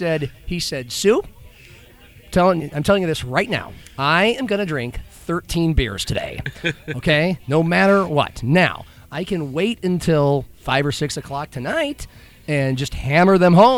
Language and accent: English; Nebraska, United States; now in Sioux Falls, United States; I grew up with it in Nebraska